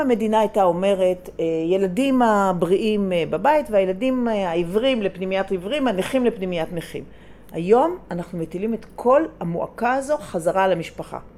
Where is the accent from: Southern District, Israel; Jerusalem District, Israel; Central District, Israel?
Jerusalem District, Israel; Jerusalem; אני גדלתי בירושלים